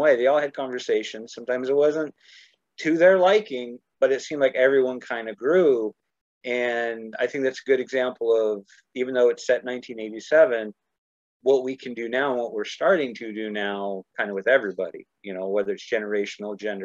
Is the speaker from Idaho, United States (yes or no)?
yes; Idaho, United States; growing up in Idaho